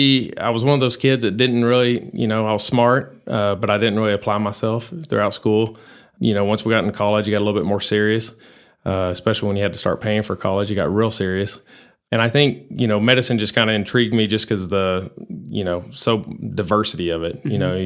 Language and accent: English; Abilene, Texas, United States; now in Amarillo, United States; Well, I grew up in Abilene, always been a Texas boy.